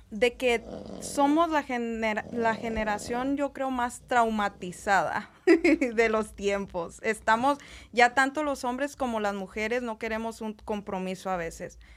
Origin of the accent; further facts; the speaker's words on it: El Salvador; now in Las Vegas, United States; Nosotros somos salvadoreñas.